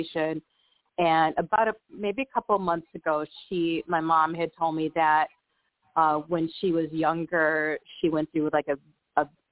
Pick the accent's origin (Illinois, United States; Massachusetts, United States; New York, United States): New York, United States; Buffalo; moved away as an adult; also born or lived in San Antonio, Texas; I grew up in Buffalo, New York, and but I've also lived about 19 years in Buffalo, about 18 years in San Antonio, Texas, and I currently live back in the Buffalo area.